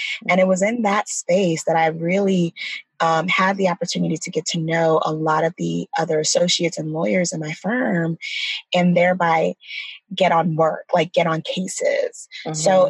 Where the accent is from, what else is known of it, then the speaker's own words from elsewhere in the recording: Nigeria; So, as we talked about earlier, we're Nigerian. I'm Nigerian.